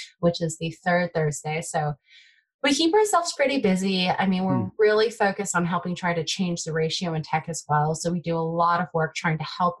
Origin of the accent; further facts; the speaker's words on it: Bay Area, Silicon Valley, California, United States; first language Taiwanese Hokkien; English is a second language; I grew up in the Bay Area, Silicon Valley